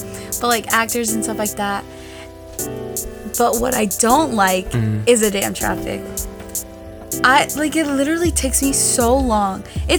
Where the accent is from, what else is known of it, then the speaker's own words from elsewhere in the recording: Inglewood, California, United States; born there; like, yeah, I was born in California and all this stuff, like I was born in LA and in Inglewood